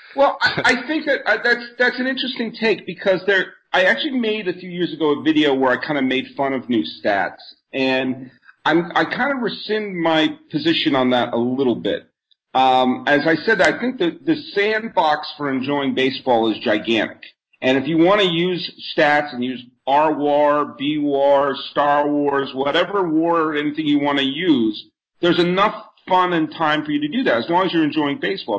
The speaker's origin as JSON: {"language": "English", "region": "New England", "country": "United States", "tie": "born or raised there", "also_born_or_lived": "Bay Area / New York", "moved": "yes", "said": "I grew up in New England"}